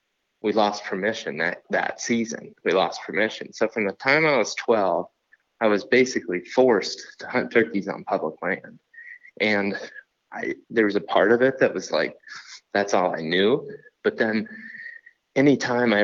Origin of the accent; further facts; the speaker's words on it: Western Ohio, United States; moved away; I grew up in Ohio, Western Ohio